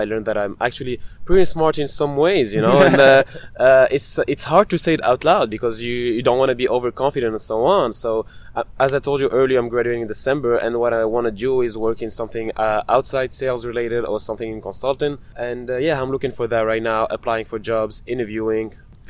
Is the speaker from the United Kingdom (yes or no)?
no; Italy; English is a second language; moved away; also born or lived in Tunisia; So I'm from Italy and Tunisia, which is in North Africa. I traveled and lived in several countries, and that allowed me to speak for different languages.